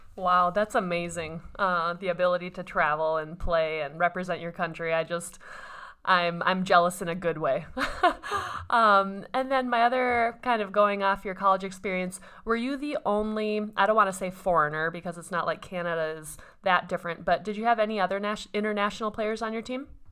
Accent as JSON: {"language": "English", "region": "Minnesota", "country": "United States", "said": "I'm from Minnesota"}